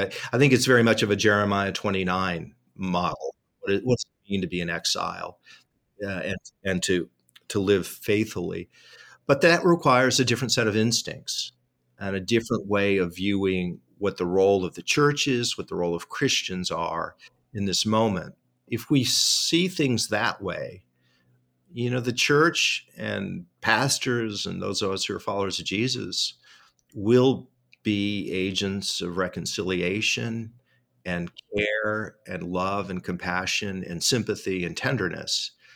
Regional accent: Tri-Cities, Washington, United States; my hometown newspaper, the Tri City, Tri City Herald.

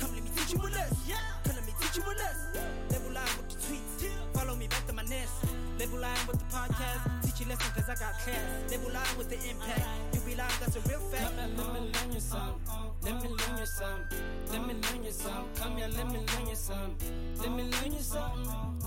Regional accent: Zimbabwe; moved away as an adult; now in Ireland; I'm originally from Zimbabwe, born and bred.

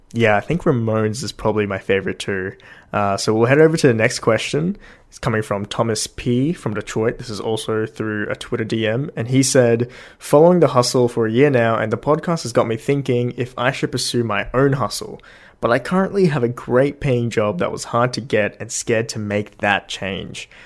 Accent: Australia; I'm from Australia

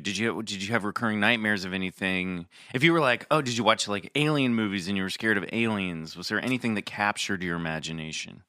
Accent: Kansas City, Missouri, United States; I'm from Kansas City

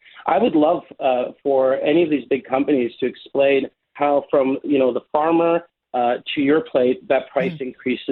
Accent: Toronto, Ontario, Canada; I grew up in Flemington Park, we had one grocery store

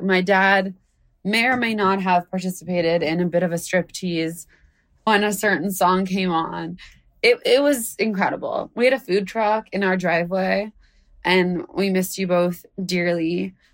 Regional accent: United States; I'm born in America

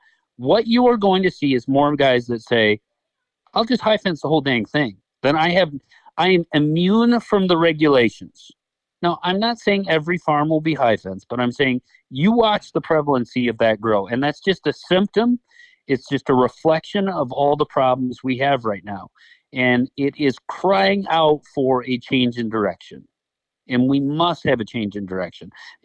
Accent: Michigan, United States; Now, is it better than, you know, where I came from, Michigan?

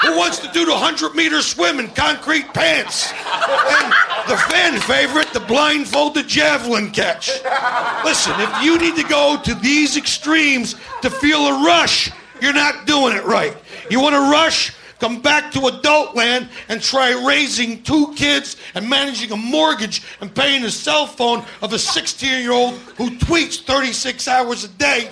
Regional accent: Philadelphia, Pennsylvania, United States; I grew up in Philadelphia

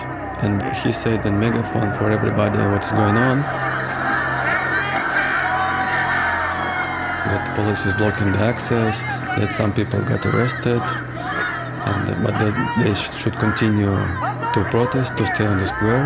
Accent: Russia; I'm from Russia.

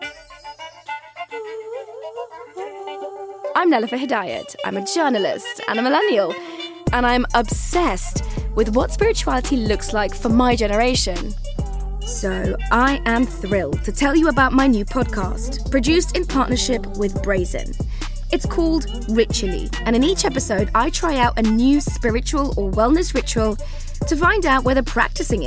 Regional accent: London, United Kingdom; My hometown of London

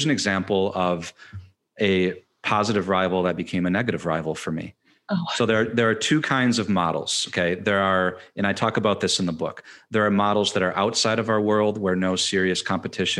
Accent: Michigan, United States; I'm from Michigan.

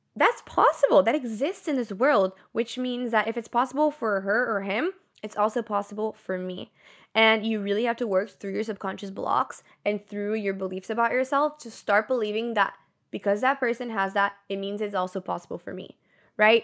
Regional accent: Brazil; born or raised there; moved away

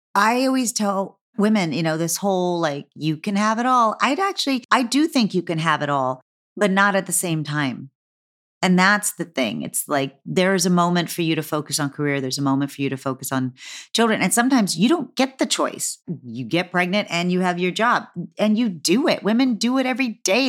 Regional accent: Texas, United States; moved away; I'm from Texas

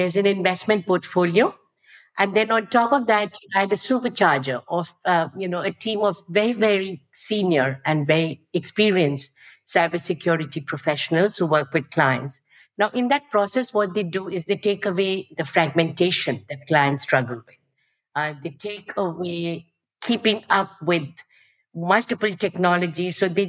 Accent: India; moved away as an adult; now in Singapore; I lived a lot of my life in Singapore, but I grew up in India. So India is still where I spent the first 30 years of my life.

